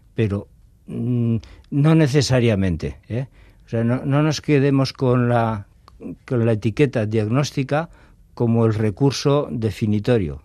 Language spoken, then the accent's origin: Spanish; Getxo, Basque Country, Spain; moved away as an adult; soy nacido en Las Arenas y, viví toda la infancia y juventud allí, en, Las Arenas.